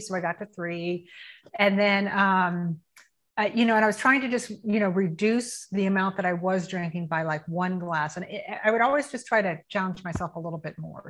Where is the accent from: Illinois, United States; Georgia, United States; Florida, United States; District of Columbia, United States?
Florida, United States; Tampa; I am 57 years old and I'm from Tampa, Florida. I've lived in Tampa almost my whole life.